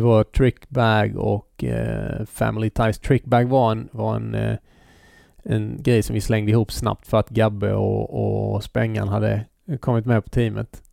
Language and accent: Swedish; Halmstad, Halland County, Sweden; vi var från Bäckagård